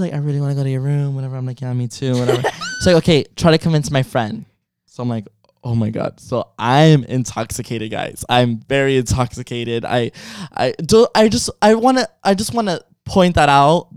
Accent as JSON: {"language": "English", "town": "Miami", "region": "Florida", "country": "United States"}